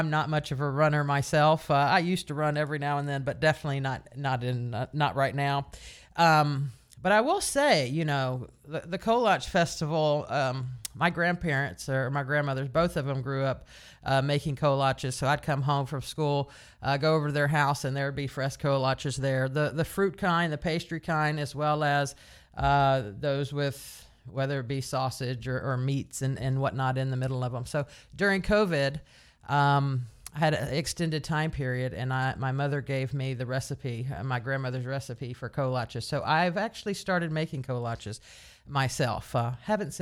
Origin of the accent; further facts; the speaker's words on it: Caldwell, Texas, United States; now in Dallas, United States; growing up in Caldwell, Texas